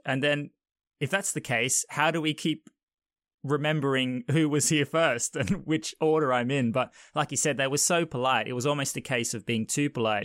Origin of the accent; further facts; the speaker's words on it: Australia; moved away; I'm originally from Australia